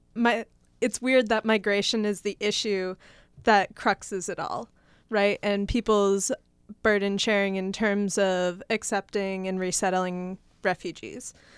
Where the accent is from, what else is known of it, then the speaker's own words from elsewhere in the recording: Massachusetts, United States; moved away; originally from Massachusetts, and when I go back home